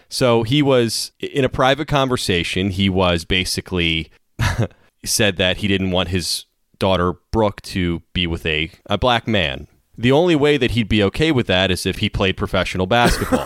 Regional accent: United States; as an American, American

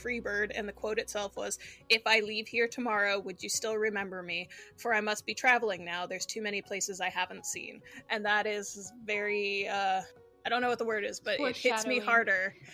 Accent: Maryland, United States; I grew up in Maryland

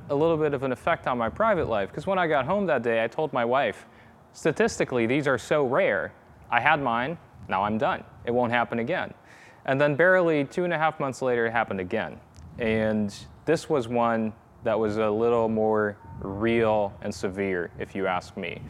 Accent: Netherlands; moved away as an adult; now in Virginia, United States; I'm originally from the Netherlands

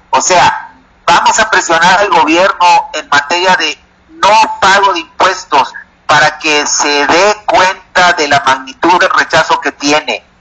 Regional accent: Mexico

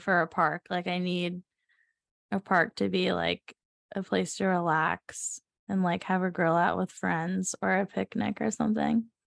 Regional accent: Savannah, Georgia, United States; moved away as an adult; we're both from the South. I'm from Savannah, Georgia, and he's from South Florida. So, um, I mean, we grew up in, like, a slower pace environment

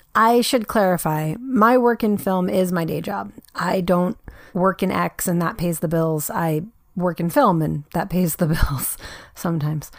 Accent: New York, United States; I was actually born and raised in New York

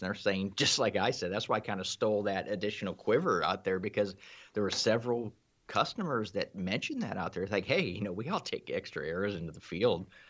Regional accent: Ohio, United States; I'm from Ohio myself.

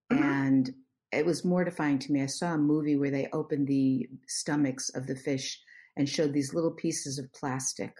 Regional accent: East Coast, United States; I'm from the East Coast.

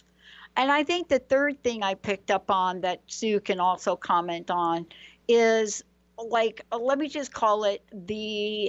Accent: New York, United States; moved away as an adult; also born or lived in New Jersey / California; now in Seattle, United States; I was born in New York, grew up in New York, had a corporate career

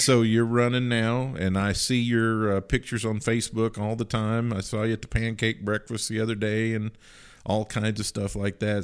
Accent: Livingston County, Kentucky, United States; moved away; I'm originally from Livingston County.

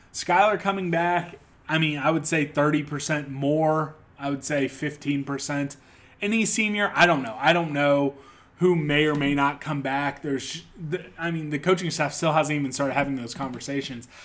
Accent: Topeka, Kansas, United States; moved away as an adult; now in Kansas City, United States; I'm a Kansas kid. I, I, you know, I live in Kansas City, Missouri now, but, you know, born and raised in Topeka, Kansas

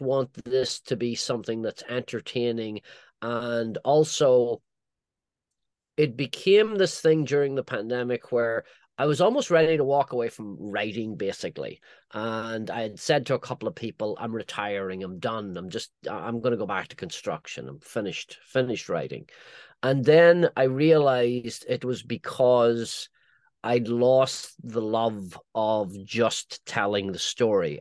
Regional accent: Northern Ireland, United Kingdom; moved away; my own you know, childhood growing up in Northern Ireland

